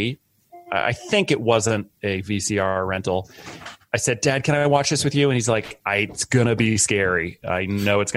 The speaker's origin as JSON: {"language": "English", "area": "a little town outside of Boston", "region": "Massachusetts", "country": "United States", "tie": "born or raised there", "said": "I grew up in a little town outside of Boston, Massachusetts"}